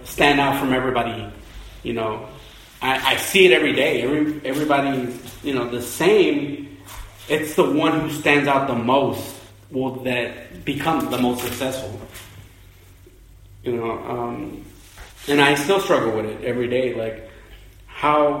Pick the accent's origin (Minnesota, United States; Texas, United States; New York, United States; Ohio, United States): Texas, United States; Houston; Being from Texas, well, being from Houston specifically, it's like essentially being Mexican in a sense where all my classmates were Mexican